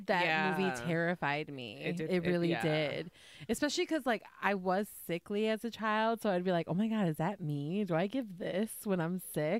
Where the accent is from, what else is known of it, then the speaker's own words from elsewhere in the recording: Midwest, United States; growing up in the Midwest in winters